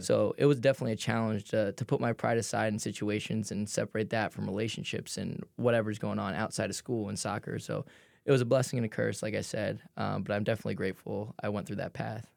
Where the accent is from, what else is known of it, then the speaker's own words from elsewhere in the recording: New Jersey, United States; moved away as an adult; also born or lived in Philadelphia; I grew up in South Jersey, but it was super close to Philadelphia.